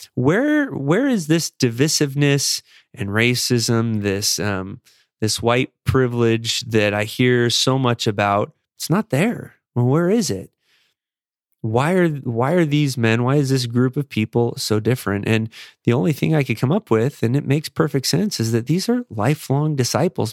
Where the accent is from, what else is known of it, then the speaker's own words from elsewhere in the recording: Las Vegas, Nevada, United States; moved away; also born or lived in Chicago; growing up in Las Vegas and serving a mission in Chicago